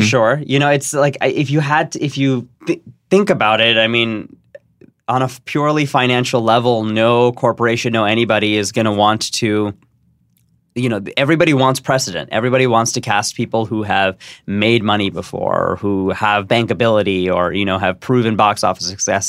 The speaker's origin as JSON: {"language": "English", "town": "San Jose", "region": "California", "country": "United States", "tie": "born or raised there", "said": "I grew up in San Jose"}